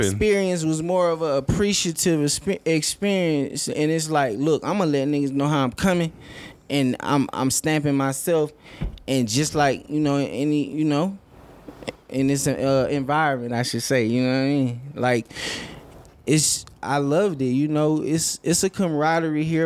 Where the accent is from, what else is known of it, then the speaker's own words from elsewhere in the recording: Lansing, Michigan, United States; also born or lived in Atlanta, Georgia; I grew up there